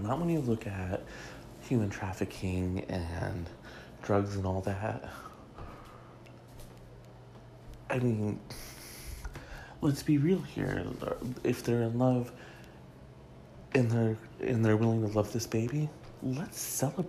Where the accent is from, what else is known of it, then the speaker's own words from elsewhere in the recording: Michigan, United States; Michigan, my home state